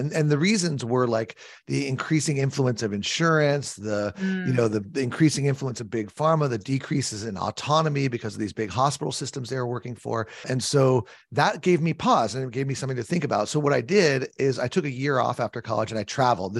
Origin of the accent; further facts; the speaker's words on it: California, United States; I grew up in California.